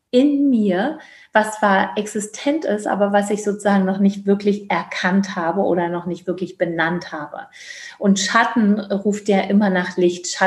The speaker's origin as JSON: {"language": "German", "region": "East Germany", "country": "Germany", "said": "Ich komme ja aus dem Osten, äh, was ich auch wirklich, also ich kann auch nur sagen, wirklich sehr liebe, dass ich den Teil, also dass ich den Teil, bis ich 22 oder 21"}